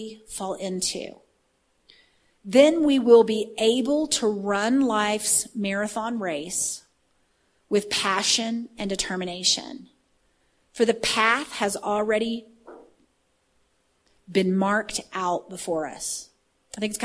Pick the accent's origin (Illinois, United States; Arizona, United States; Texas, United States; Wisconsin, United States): Texas, United States; I'm from Texas